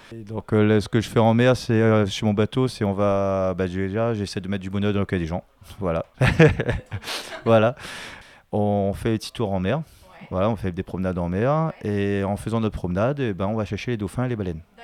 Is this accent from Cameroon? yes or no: no; Vincendo, Réunion; Je suis de Vincent et tout le temps, on avait des dauphins qui passaient devant, devant chez nous